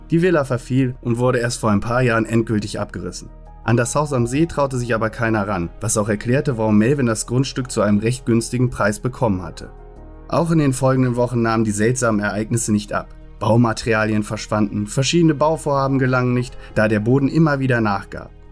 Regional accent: Cologne, North Rhine-Westphalia, Germany; bei uns in Fühling, wo ich aufgewachsen bin

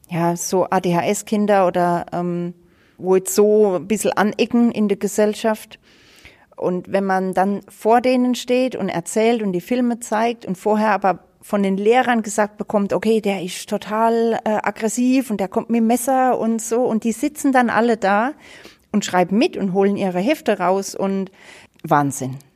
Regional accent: Rhineland-Palatinate, Germany; habe auch mit Schnee oder so gar nichts zu tun, weil es bei uns in der Pfalz gibt's das halt nicht.

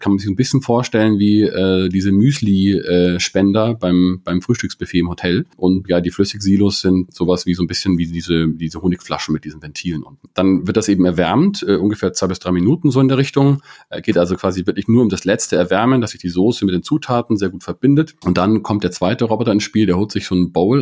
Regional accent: Munich, Bavaria, Germany; komme aus München, bin aus München, habe an der TU

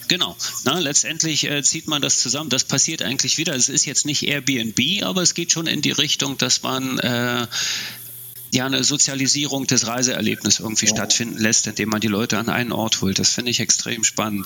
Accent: East Germany, Germany; ich komme ja aus dem Osten, in der DDR

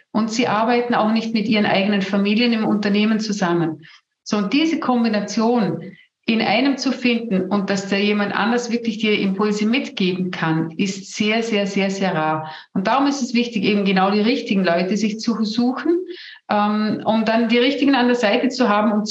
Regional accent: Vorarlberg, Austria; ich komme aus Vorarlberg, wir, wir sagen zu Hause immer, Neid und Missgunst sind die Ureinwohner Vorarlbergs.

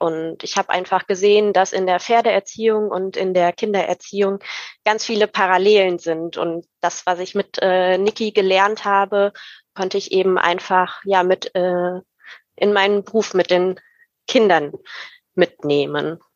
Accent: Rhein-Sieg district, near Cologne-Bonn, North Rhine-Westphalia, Germany; ich komme aus dem Rhein-Sieg-Kreis in der Nähe von Köln-Bonn

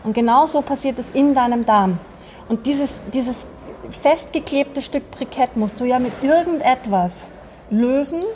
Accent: Vienna, Austria; Also ich bin ja Österreicherin, ich bin Wienerin.

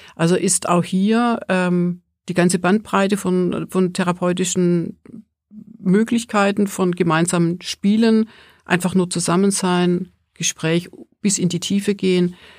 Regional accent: Swabia, Germany; now in Mittenwald, Germany; Also ich komme ja aus dem Schwäbischen

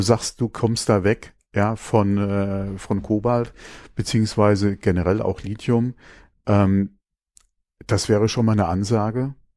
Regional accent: Germany; bei uns in Deutschland

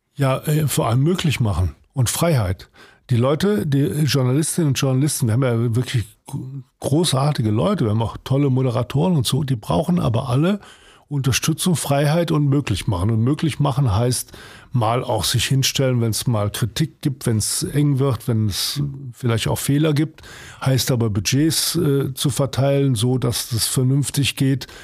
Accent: Cologne, North Rhine-Westphalia, Germany; moved away as an adult; also born or lived in Potsdam; now in Hamburg, Germany; Kalk mhm. ist ein Stadtteil wie Wilhelmsburg, also jedenfalls eher ein Arbeiterstadtteil. Ja, oder schwieriger Stadtteil Arbeiter, da bin ich groß geworden

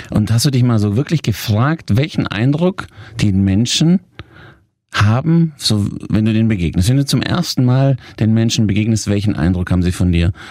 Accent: Italy; Ihr müsst euch vorstellen, ich bin Italiener, ich habe mich auch immer sehr italienisch gekleidet mit meinen talierten Anzügen.

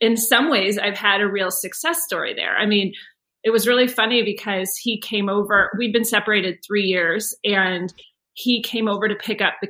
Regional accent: United States; I'm from the United States

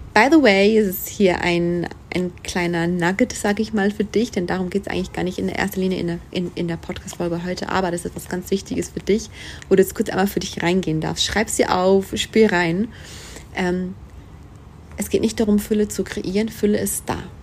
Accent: Switzerland; moved away; mein Heimatland einfach hat, die Schweiz

